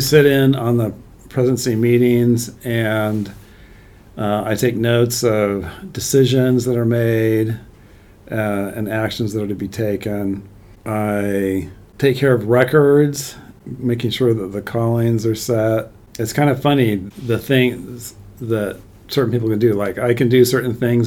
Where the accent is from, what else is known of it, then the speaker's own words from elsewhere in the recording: San Jose, California, United States; also born or lived in Santa Clara / upstate New York / Southern Bavaria; When I was about six, we moved to Santa Clara. And so we spent a couple of years here, and then we went a year to New York, upstate New York, when I was in third grade. And then for fourth grade and beyond, I was back in San Jose